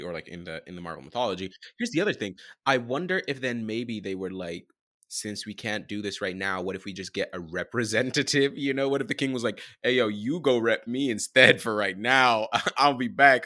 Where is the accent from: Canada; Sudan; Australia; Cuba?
Sudan; I'm from Sudan, Northeast Africa, neighboring Egypt